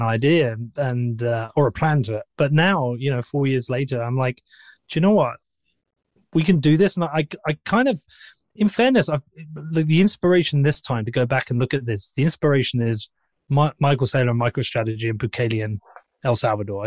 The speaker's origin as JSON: {"language": "English", "town": "Bedford", "region": "East of England", "country": "United Kingdom", "said": "I'm from Bedford"}